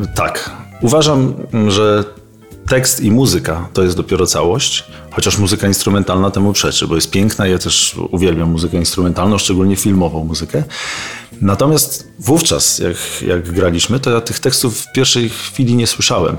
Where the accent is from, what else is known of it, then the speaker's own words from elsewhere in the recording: Bartoszyce, Warmian-Masurian Voivodeship, Poland; moved away; also born or lived in Olsztyn; z Olsztyna nie pochodzę, tylko pochodzę z Bartoszyc, ale mieszkałem w Olsztynie